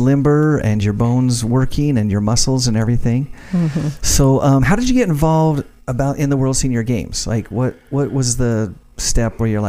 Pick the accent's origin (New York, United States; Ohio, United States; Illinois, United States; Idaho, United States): Idaho, United States; Ashton; did you know I grew up in Ashton?